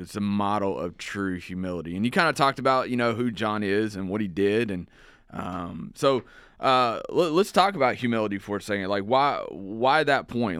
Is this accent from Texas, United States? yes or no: yes; around Houston, Texas, United States; I grew up in Houston, or around, not in Houston, around Houston